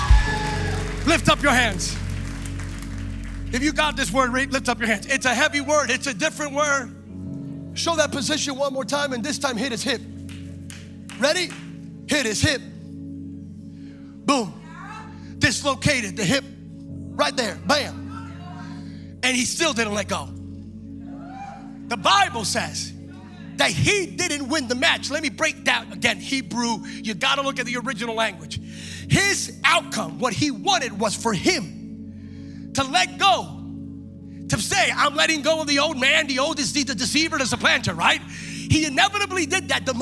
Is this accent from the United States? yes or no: yes; East Coast, United States; moved away; I'm from the East Coast originally, right? So on the East Coast, Pennsylvania, New York, New Jersey, that's where I'm from